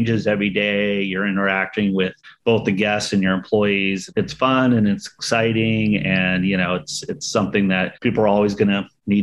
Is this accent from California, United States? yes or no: yes; San Diego, California, United States; now in Gilroy, United States; where I grew up down in San Diego, out in East County